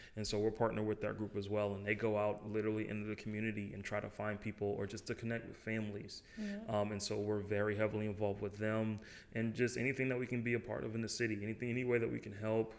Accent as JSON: {"language": "English", "town": "Boston", "region": "Massachusetts", "country": "United States", "moved": "as an adult", "lives_now": "Jackson, United States", "said": "I'm from Boston originally"}